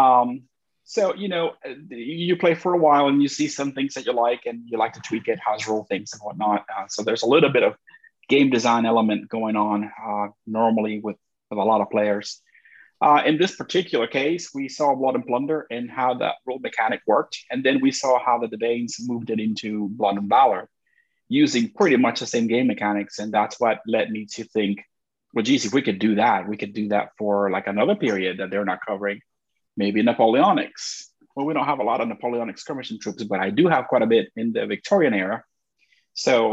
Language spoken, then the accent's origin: English; Puerto Rico; I'm from Puerto Rico